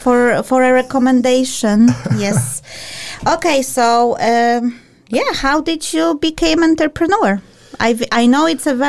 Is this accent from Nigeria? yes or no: no; Poland; I'm from Poland, yes. I confirm.